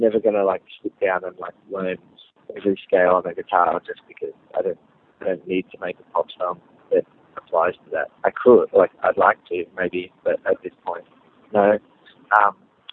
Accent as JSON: {"language": "English", "country": "Australia", "said": "I definitely have an Australian sound, because we are from Australia"}